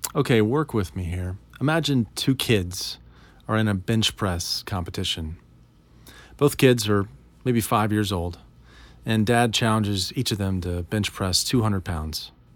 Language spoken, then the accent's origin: English; United States; we're American